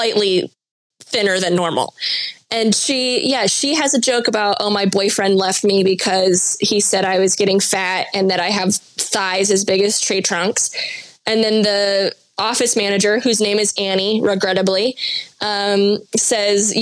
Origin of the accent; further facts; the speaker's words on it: United States; as an American